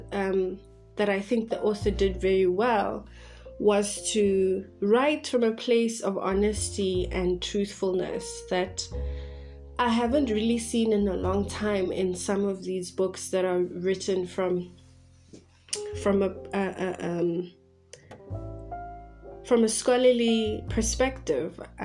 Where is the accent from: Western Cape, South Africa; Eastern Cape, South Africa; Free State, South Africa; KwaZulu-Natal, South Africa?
Free State, South Africa; Bloemfontein; now in Johannesburg, South Africa; I'm from Bloemfontein in a small city situated right in the center of South Africa.